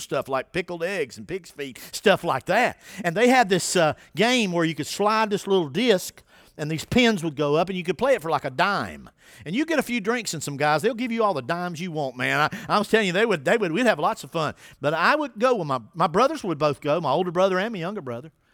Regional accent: Winston-Salem, North Carolina, United States; now in Dunn, United States; I grew up in Winston-Salem, North Carolina.

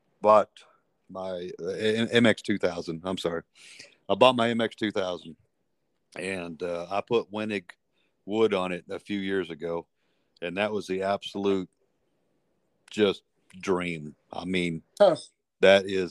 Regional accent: Midland, Texas, United States; moved away as an adult; also born or lived in Nigeria / Oklahoma; now in southeast New Mexico, United States; I was basically born and raised in Midland, Odessa also. I got the chance to move around with my dad quite a bit, and lived in Nigeria and lived in Oklahoma and all over West Texas

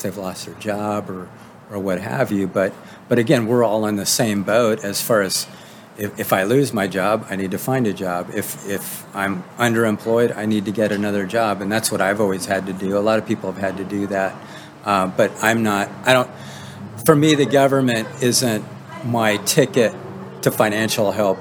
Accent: Novato, California, United States; I am from Novato

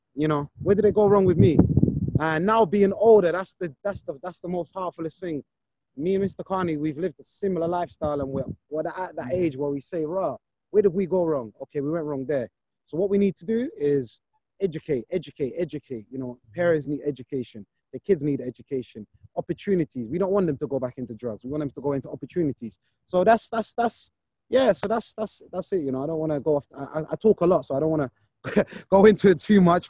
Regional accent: London, United Kingdom; I grew up in Brixton

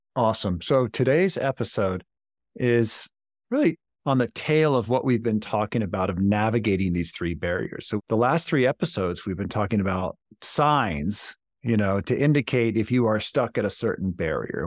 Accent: Baltimore, Maryland, United States; Baltimore, Maryland, my hometown.

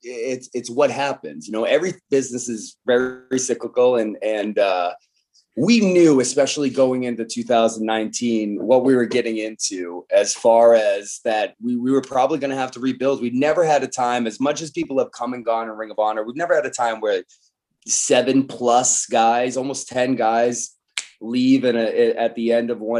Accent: Boston area, Massachusetts, United States; we're both from the Boston area

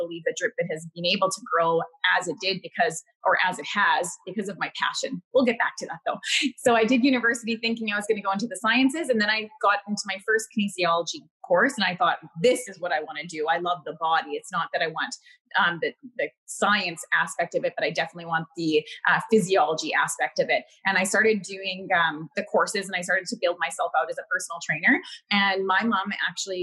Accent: Winnipeg, Manitoba, Canada; moved away as an adult; now in Victoria, Canada; I'm born and raised in Winnipeg, Manitoba. I'm out in Victoria, British Columbia now.

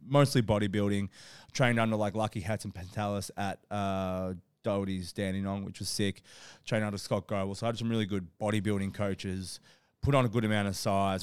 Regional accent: Australia; I grew up in Australia

